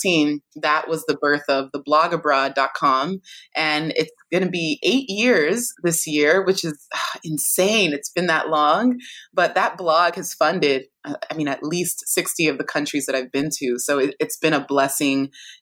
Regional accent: California, United States; both my parents are Nigerian, born and raised in Nigeria, had me in California

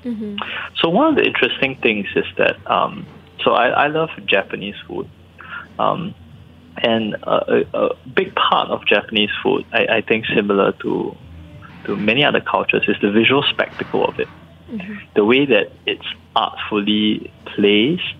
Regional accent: Singapore; also born or lived in United States; I'm Singaporean

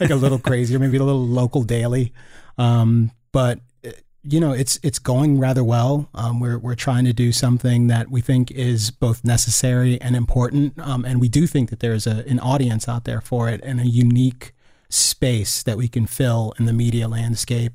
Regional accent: Northern Virginia, United States; moved away; also born or lived in Gaithersburg, Maryland; being a kid growing up in Northern Virginia

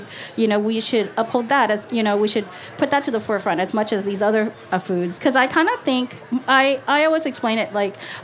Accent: Northern Vietnam, Vietnam; now in Los Angeles, United States; I'm from North Vietnam

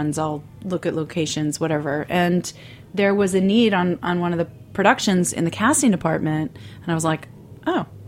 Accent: Baltimore, Maryland, United States; moved away as an adult; now in New York City, United States; I was born in Baltimore

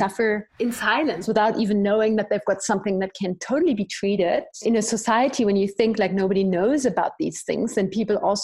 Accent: Germany; moved away as an adult; now in Zimbabwe; I'm from Germany, and I've ended up living in Zimbabwe 15 years ago

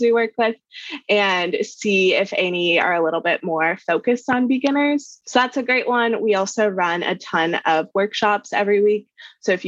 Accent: Kansas, United States; born or raised there

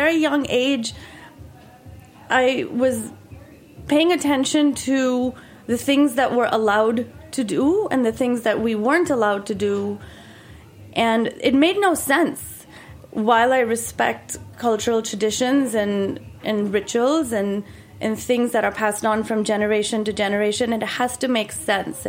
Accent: Mumbai, Maharashtra, India; moved away as an adult; now in Wilton, United States; I grew up in Bombay, which is, you know, a big city.

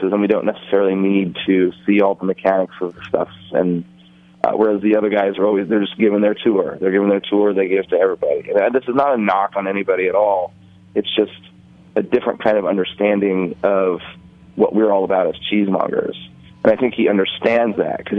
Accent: Central Valley of California, United States; now in New Orleans, United States; I grew up in the Central Valley of California

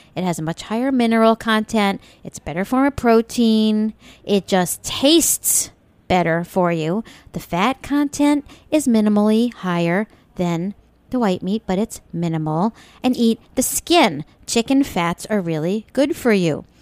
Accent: Long Island, New York, United States; when I was a wee girl growing up on Long Island in the seventies

